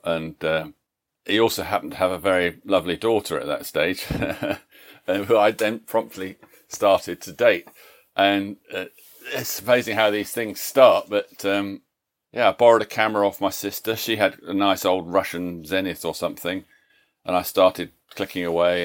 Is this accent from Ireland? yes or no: no; Leicester, East Midlands, United Kingdom; That's my hometown, Leicester in England